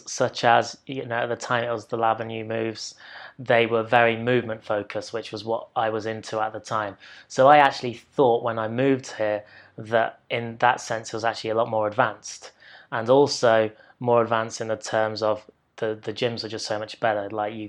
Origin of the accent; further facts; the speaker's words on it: Loughborough, East Midlands, United Kingdom; So I am from Leicestershire, a town called Loughborough.